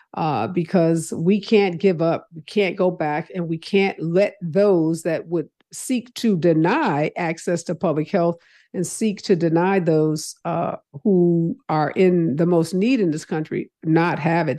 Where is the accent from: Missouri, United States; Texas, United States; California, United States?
Missouri, United States; my home state of Missouri